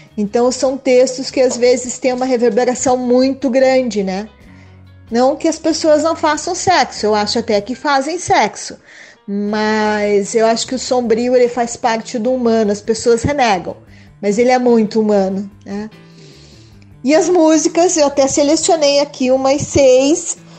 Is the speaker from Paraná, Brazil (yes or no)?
yes; Curitiba, Paraná, Brazil; Sou curitibana, moro em Curitiba desde que nasci